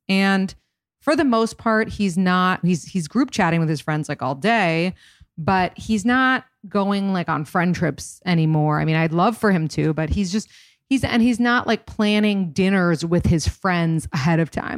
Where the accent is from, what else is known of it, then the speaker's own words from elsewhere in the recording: New York City, New York, United States; also born or lived in Boston; I grew up in New York City